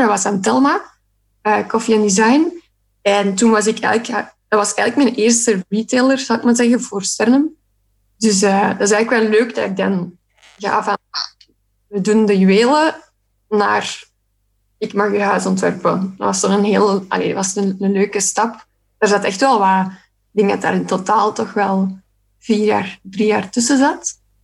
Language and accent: Dutch; Sint-Niklaas, Flanders, Belgium; moved away; Ik kom ook van Sint-Niklaas trouwens, oorspronkelijk